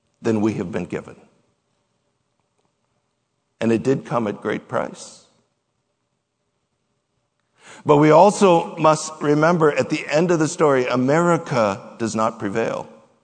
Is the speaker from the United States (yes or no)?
yes; United States; that we have had as Americans, that we have had as American Christians